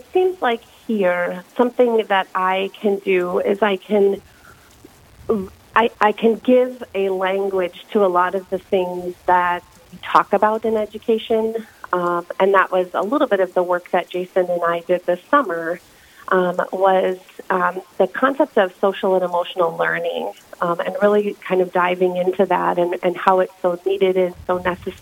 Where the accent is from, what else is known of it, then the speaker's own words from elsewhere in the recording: Minneapolis, Minnesota, United States; moved away as an adult; also born or lived in Kansas / Brookings, South Dakota; now in Yankton, United States; I grew up in Minneapolis, Minnesota